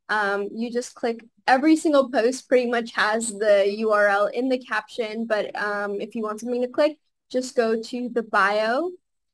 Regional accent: Los Angeles, California, United States; Growing up in Los Angeles, I have a really good sangat here

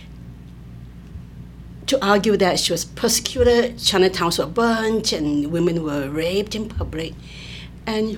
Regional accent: Malaysia; now in Fullerton, United States; I grew up in Malaysia, I'm from Southeast Asia

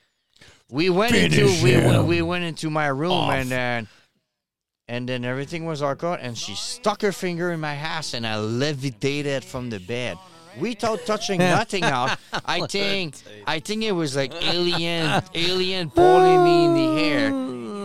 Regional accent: Montreal, Quebec, Canada; moved away; also born or lived in Chicoutimi; I grew up in Montreal, but in Quebec

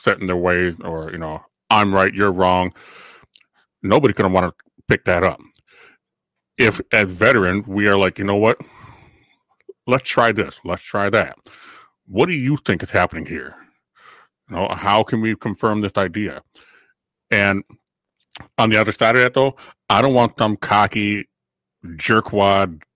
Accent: Elk River, United States; in my hometown on the Elk River Bulletin Board

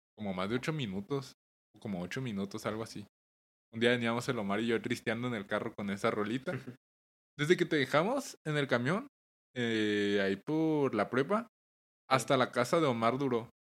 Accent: Chihuahua, Mexico; somos de Chihuahua

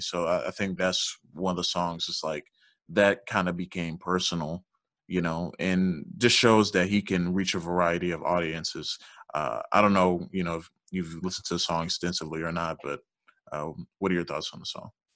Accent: Georgia, United States; born or raised there; also born or lived in Louisiana

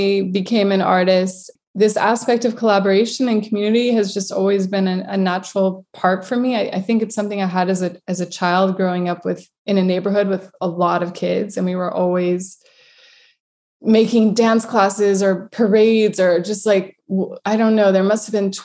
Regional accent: United States; now in Lisbon, Portugal; I'm coming from America

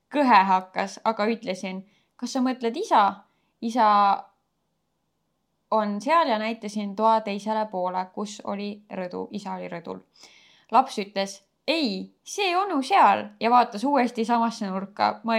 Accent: Elva, Tartu County, Estonia; olen pärit ühest väikesest linnast nimega Elva.

